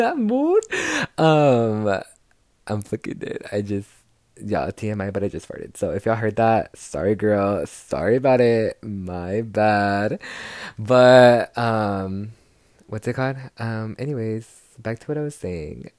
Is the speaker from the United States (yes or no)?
yes; Texas, United States; I'm from Texas, so arriba la raza from Texas